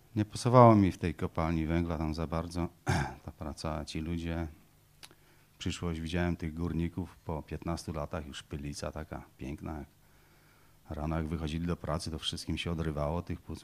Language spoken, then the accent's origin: Polish; Poland; moved away as an adult; also born or lived in Wysiecza, Masuria (born) / Ruda Śląska, Silesia / Greece; Mama przywiozła nas na Pomorze do swojej mamy